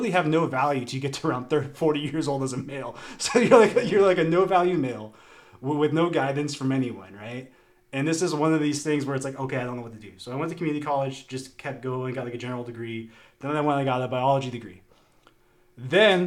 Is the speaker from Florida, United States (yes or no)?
yes; Naples, Florida, United States; I grew up in Naples in Southwest Florida